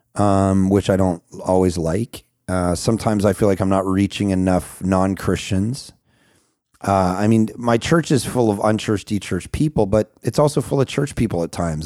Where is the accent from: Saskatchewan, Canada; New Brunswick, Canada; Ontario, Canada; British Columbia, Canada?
British Columbia, Canada; Vancouver; I'm from Vancouver, Canada